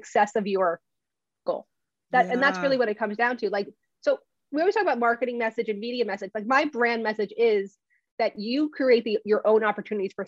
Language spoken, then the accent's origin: English; New Jersey, United States; I'm from Jersey